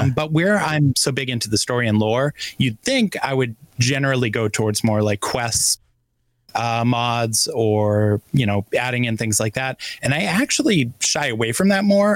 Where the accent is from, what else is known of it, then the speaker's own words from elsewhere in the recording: Boston, Massachusetts, United States; as the Bostonian here